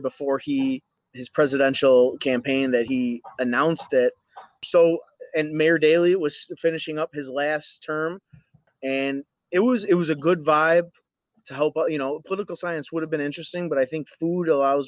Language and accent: English; United States; we still keep the Assyrian background, but we're American.